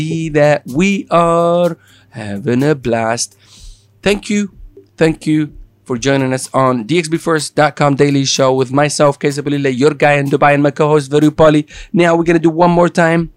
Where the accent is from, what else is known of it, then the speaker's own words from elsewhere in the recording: Italy; accent: Italian; English is a second language; moved away; my Italian accent